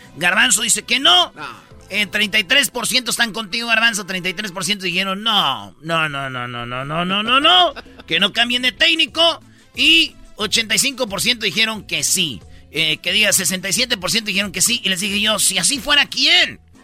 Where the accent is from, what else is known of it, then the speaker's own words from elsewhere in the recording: Tepatitlán, Jalisco, Mexico; yo soy de Tepatitlán.